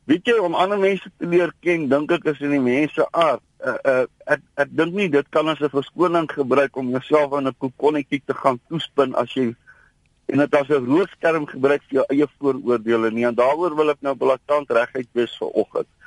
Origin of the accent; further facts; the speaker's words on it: South Africa; ek is eers 'n Suid-Afrikaner en dan is ek 'n Afrikaner wat Afrikaans praat en wat blank is.